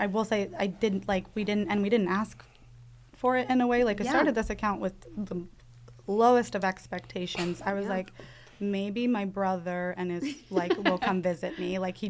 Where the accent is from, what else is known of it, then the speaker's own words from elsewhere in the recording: California, United States; I'm from California and I love Cleveland.